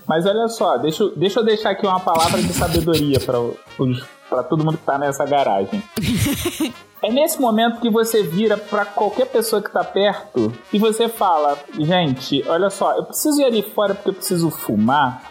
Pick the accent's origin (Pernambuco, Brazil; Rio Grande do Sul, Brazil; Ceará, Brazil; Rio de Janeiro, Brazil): Rio de Janeiro, Brazil; eu sou carioca